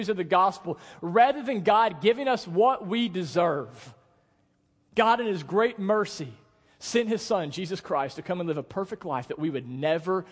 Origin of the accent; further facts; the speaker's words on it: United States; we're from the Delta